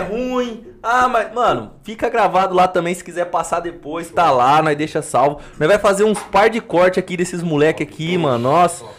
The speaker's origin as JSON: {"language": "Portuguese", "region": "Bahia", "country": "Brazil", "said": "eu sou baiano mesmo"}